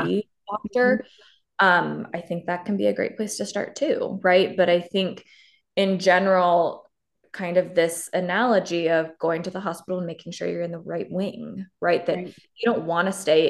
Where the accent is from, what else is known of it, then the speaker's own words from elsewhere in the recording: Canada; moved away; I'm originally from Canada